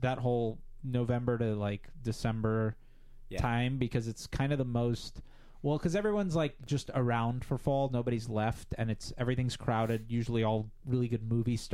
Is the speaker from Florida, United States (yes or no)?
yes; South Florida, United States; moved away